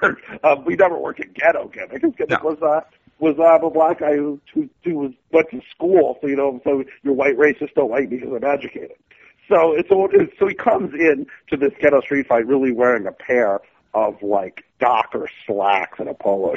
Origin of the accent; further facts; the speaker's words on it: Oakland, California, United States; my hometown of Oakland, California